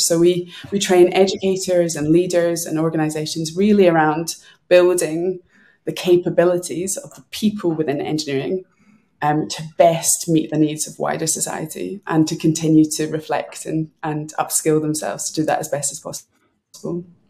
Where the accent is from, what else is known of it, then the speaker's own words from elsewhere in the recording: Glasgow, Scotland, United Kingdom; now in London, United Kingdom; I'm a Glaswegian.